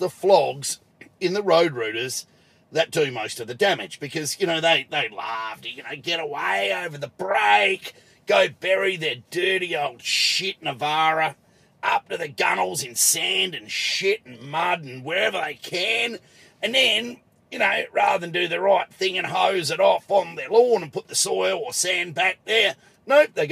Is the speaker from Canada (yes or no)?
no; Adelaide, South Australia, Australia; in my home state, in my hometown, Adelaide now